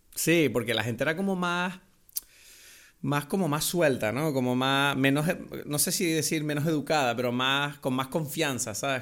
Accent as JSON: {"language": "Spanish", "region": "Canary Islands", "country": "Spain", "accent": "Canarian", "said": "hablar canario de nuevo"}